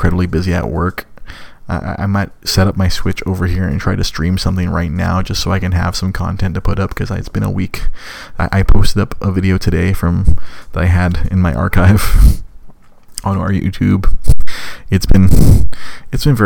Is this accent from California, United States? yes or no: yes; Los Angeles, California, United States; accent: valley girl; moved away; I'm from Los Angeles